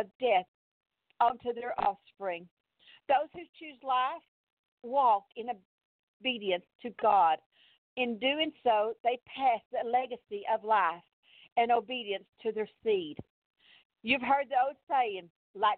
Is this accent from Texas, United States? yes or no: yes; Texas, United States; accent: Texas; I'm from Texas